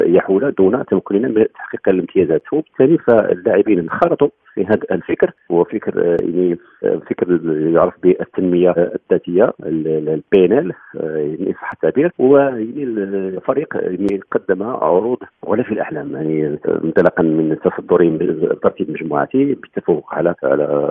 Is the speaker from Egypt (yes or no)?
no; Morocco; عندنا في المغرب